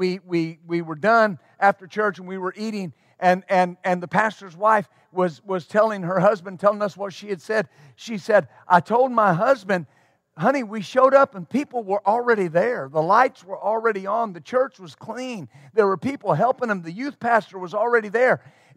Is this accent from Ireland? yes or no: no; Texline, Texas, United States; The town I was raised in West Texas was Texline, Texas. Population 387.